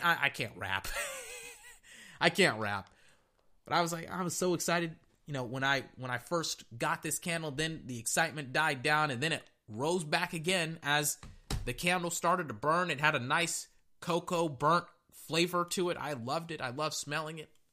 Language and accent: English; Texas, United States; I'm from Texas